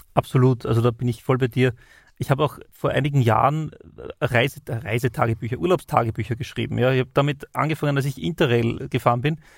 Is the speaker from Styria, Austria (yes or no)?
yes; Styria, Austria; bei uns in der Steiermark